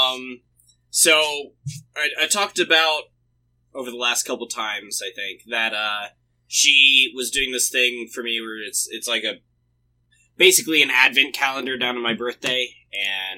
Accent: the South, United States; everywhere in the South we use it

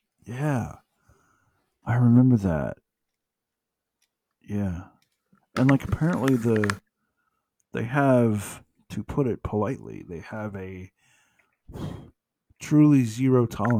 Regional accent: United States; I'm an American.

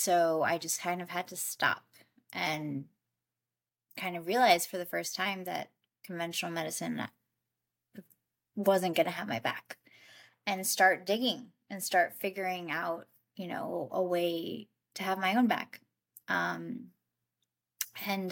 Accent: New York, United States; moved away as an adult; also born or lived in Colombia; I grew up in New York. And then when I turned 24, I moved to Colombia to start my own nonprofit.

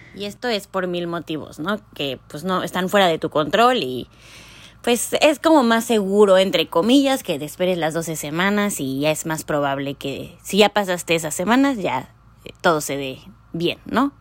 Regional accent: Mexico; moved away as an adult; now in Canada; como mexicanos

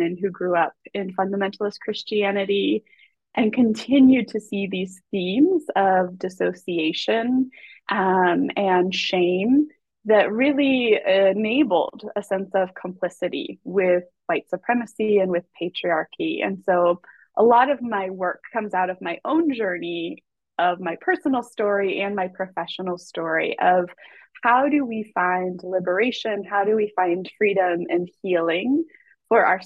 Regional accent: Colorado Springs, Colorado, United States; now in Seattle, United States; I currently live in Seattle and I grew up in Colorado Springs

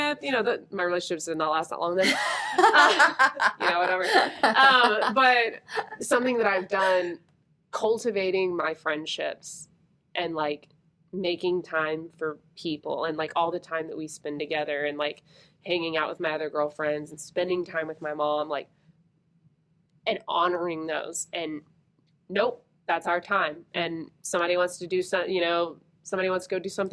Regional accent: the South, United States; We grew up in the South.

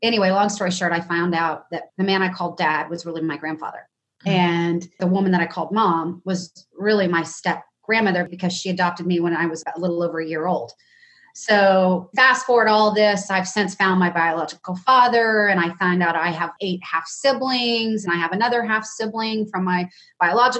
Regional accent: Dallas, Texas, United States; I'm born and raised in Dallas. I'm a Southern girl.

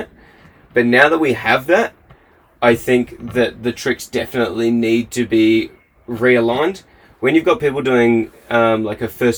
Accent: Australia; moved away as an adult; now in Queenstown, New Zealand; as an Australian

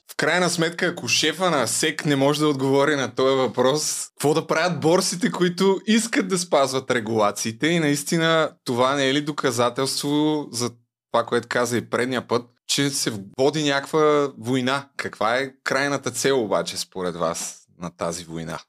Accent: Targovishte Province, Bulgaria; като един търговешки селенин

